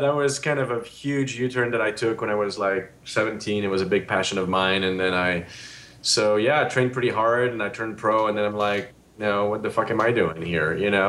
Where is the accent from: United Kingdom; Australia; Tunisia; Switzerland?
Switzerland; Geneva; now in United States; I was raised in Geneva in Switzerland